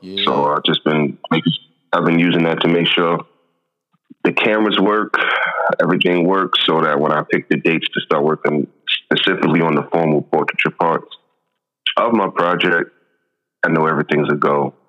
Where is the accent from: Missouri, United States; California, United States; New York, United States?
New York, United States; when he found that I was from New York